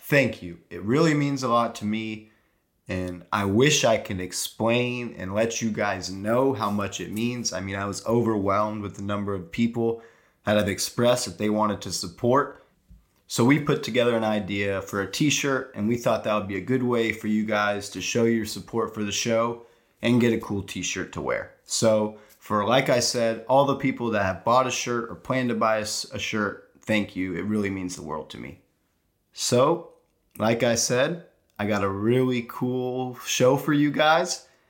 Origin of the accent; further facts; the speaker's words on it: Texas, United States; also born or lived in New York; we're from New York, but I mean, we moved to Texas when we were still young kids